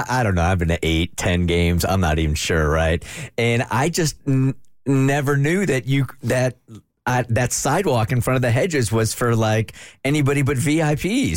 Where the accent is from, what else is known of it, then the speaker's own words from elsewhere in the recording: San Diego, California, United States; moved away; I grew up in San Diego